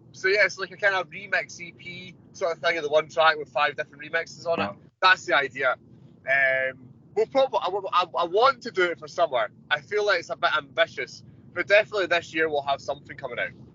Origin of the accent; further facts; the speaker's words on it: Scotland, United Kingdom; I'm from Scotland